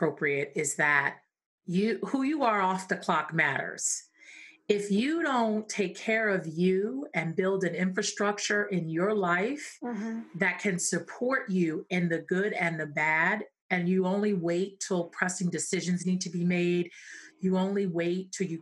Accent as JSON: {"language": "English", "town": "New York City", "region": "New York", "country": "United States", "tie": "born or raised there", "said": "I grew up in Brooklyn, New York"}